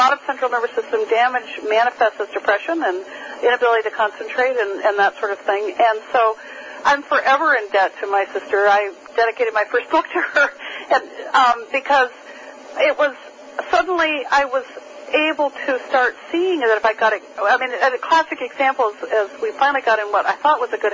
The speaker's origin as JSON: {"language": "English", "region": "New Hampshire", "country": "United States", "tie": "born or raised there", "said": "I grew up in New Hampshire. I grew up on skis. I spent my childhood in the woods"}